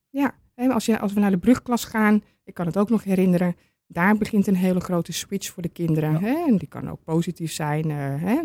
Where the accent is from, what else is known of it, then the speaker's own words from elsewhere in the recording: Amsterdam, North Holland, Netherlands; now in Purmerend, Netherlands; Ik kom officieel uit Amsterdam